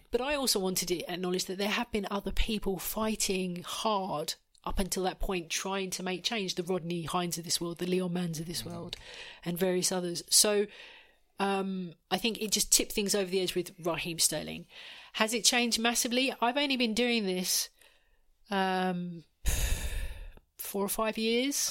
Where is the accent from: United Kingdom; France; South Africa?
United Kingdom; Essex, East of England; I'm from Essex